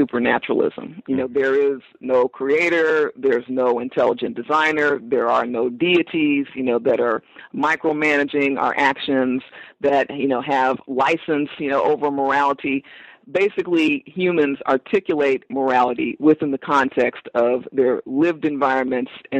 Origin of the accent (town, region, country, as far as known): Los Angeles, California, United States; born or raised there